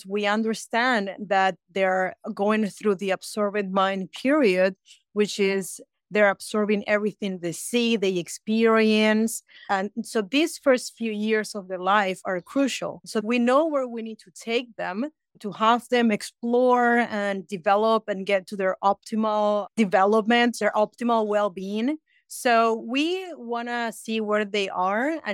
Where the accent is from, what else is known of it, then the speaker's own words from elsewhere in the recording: Peru; now in United States; I'm originally from Peru, but I have been in America for 25 years.